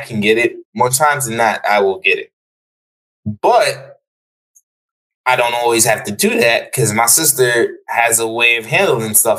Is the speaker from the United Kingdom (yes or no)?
no; Jamaica; now in United States; I am Jamaican and I live in America